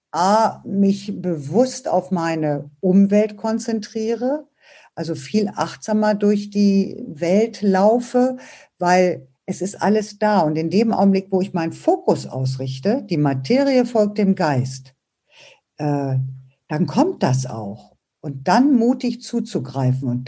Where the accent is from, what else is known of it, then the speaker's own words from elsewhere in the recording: Braunschweig, Lower Saxony, Germany; now in Berlin, Germany; Ich habe auch so meine Heimatstadt verlassen und bin von Braunschweig nach Berlin gezogen